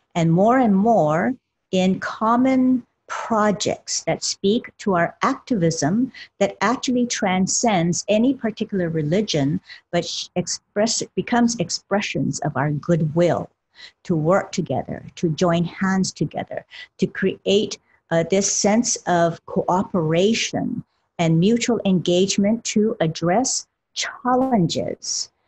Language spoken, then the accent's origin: English; Honolulu, Hawaii, United States; originally born and raised in Honolulu, Hawaii, of parents who were of the Buddhist and Shintoist persuasion